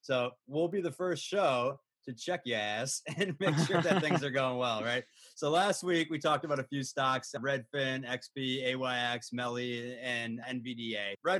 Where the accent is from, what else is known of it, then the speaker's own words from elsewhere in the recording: New York, United States; I'm from New York. Zero deaths in New York City today.